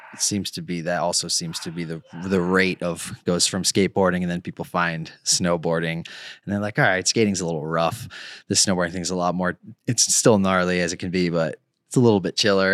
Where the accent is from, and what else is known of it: Connecticut, United States; born or raised there; moved away